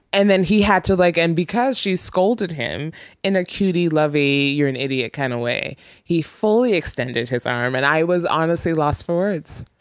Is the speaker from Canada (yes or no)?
yes; Ontario, Canada; moved away; I'm from Ontario